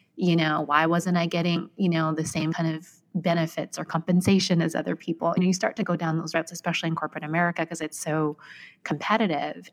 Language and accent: English; Vancouver, British Columbia, Canada; moved away as an adult; now in New York, United States; I was born and raised in Vancouver, Canada